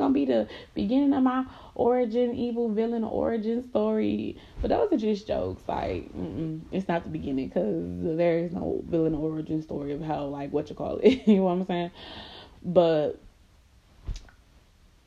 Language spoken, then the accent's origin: English; Miami, Florida, United States; moved away; I'm from Miami